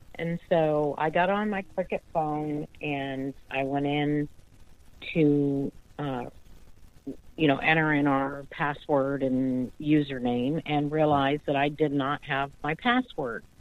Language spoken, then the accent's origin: English; the South, United States; I'm from the South, and we mm-hmm. speak really slow